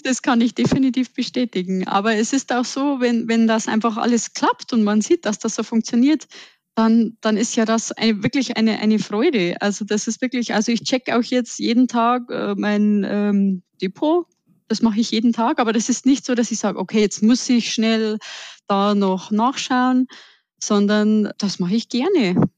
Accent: Upper Bavaria, Germany; accent: Bavarian; ich komme aus dem tiefsten Oberbayern also seht es mir auch nach, wenn ich manchmal etwas ins Bayerische abrutsche

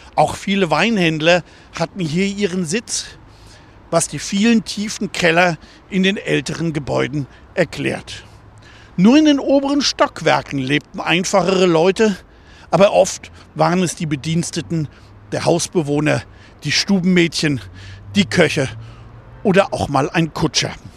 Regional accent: Germany; also born or lived in Black Forest / Bonn, North Rhine-Westphalia; now in Mainz, Germany; Aufgewachsen bin ich im Schwarzwald und in Bonn und lebe seit neunzehnhundertvierundsiebzig in Mainz.

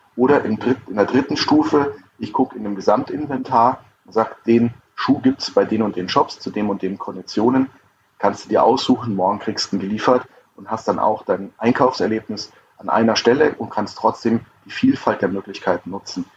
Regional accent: Lower Bavaria, Germany; also born or lived in Cologne; ich bin Niederbayer

